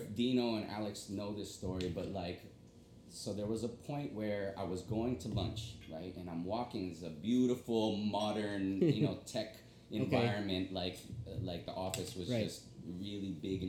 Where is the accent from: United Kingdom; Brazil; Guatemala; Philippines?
Philippines; I'm Filipino, we're branching out in the Philippines